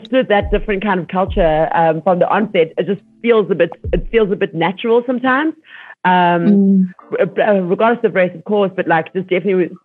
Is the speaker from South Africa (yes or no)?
yes; Soweto, Gauteng, South Africa; I grew up in Soweto